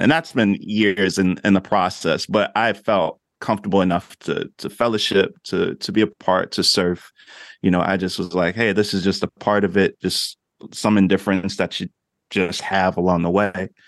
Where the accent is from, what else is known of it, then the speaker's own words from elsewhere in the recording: New Jersey, United States; moved away as an adult; also born or lived in Oklahoma; I grew up in Jersey